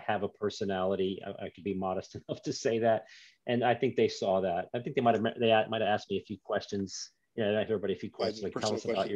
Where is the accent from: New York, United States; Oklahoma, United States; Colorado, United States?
New York, United States; now in Florida, United States; But I'm a New Yorker originally. I'm a New Yorker.